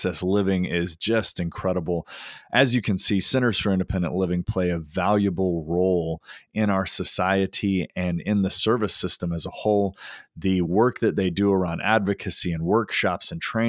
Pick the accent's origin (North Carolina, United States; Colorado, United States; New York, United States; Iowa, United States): North Carolina, United States; my home state of North Carolina